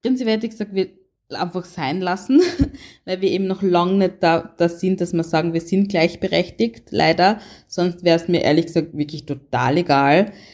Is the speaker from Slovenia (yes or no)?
no; Carinthia, Austria; ich in meinem Fall ähm, komme aus Kärnten